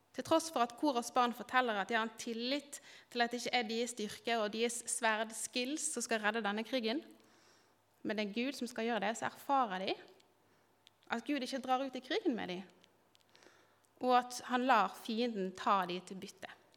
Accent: Bergen, Vestland, Norway; moved away as an adult; now in Kristiansand, Norway; er jeg bergenser. Eh, har bodd ti år snart i Kristiansand.

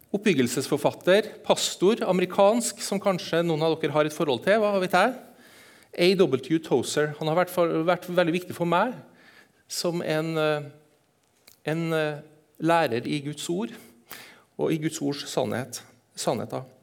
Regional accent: Eastern Norway, Norway; accent: Trøndersk; Så jeg, jeg er østlending. Snakker trøndersk, jeg er østlending, jeg er halvt sørlending.

